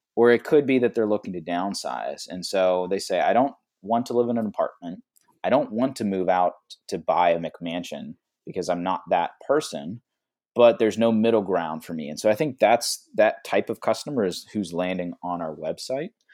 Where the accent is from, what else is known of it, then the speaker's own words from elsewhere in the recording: Pittsburgh, Pennsylvania, United States; I'm actually originally from Pittsburgh